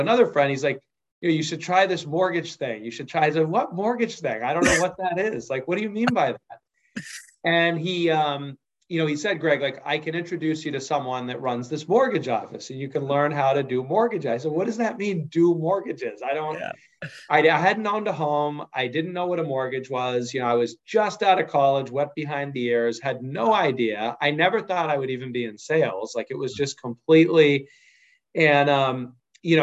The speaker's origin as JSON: {"language": "English", "town": "Wenham", "region": "Massachusetts", "country": "United States", "tie": "born or raised there", "said": "I grew up on the North Shore, a small place called Wenham, Massachusetts."}